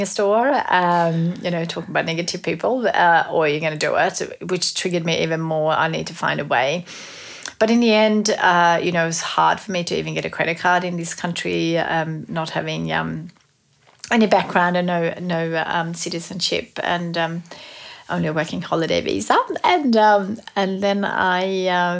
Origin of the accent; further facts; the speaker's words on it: Sweden; moved away as an adult; also born or lived in Melbourne, Australia; now in Australia; growing up in Sweden, we had quite a few amazing stationery brands there back then